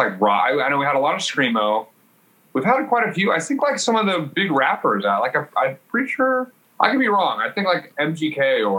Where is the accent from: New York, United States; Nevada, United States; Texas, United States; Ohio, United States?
Ohio, United States; moved away; I'm from Ohio.